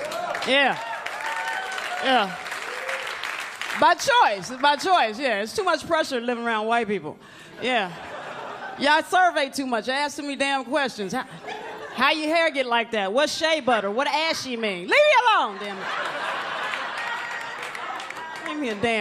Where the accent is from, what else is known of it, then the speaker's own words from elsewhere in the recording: Atlanta, Georgia, United States; moved away as an adult; now in New York, United States; I'm originally from Atlanta, Georgia, and like Atlanta, we just way laid back.